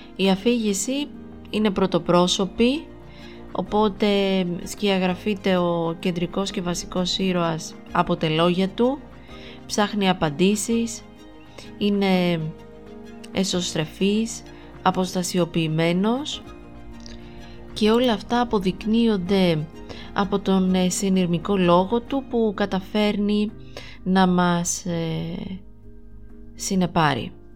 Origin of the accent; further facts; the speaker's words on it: Greece; εμείς ως Έλληνες αναγνώστες